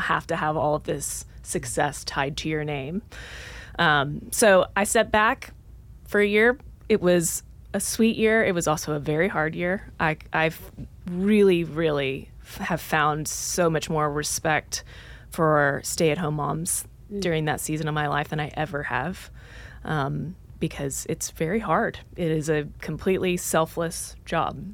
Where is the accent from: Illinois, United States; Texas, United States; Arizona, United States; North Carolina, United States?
Texas, United States; Dallas; moved away as an adult; also born or lived in Oklahoma; now in Nashville, United States; I grew up in Dallas, Texas, went to school at the University of Oklahoma